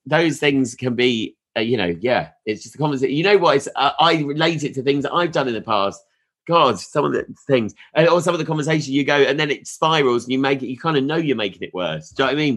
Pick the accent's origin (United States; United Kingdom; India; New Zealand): United Kingdom; Sussex, South East England; now in Leeds, United Kingdom; I'm from Sussex, uh, so I haven't really got an ah. accent.